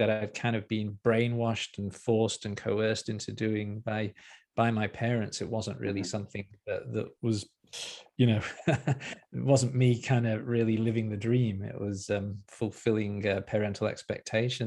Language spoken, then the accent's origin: English; Liverpool, North West England, United Kingdom; moved away as an adult; also born or lived in Newcastle upon Tyne; I grew up in Liverpool in the UK.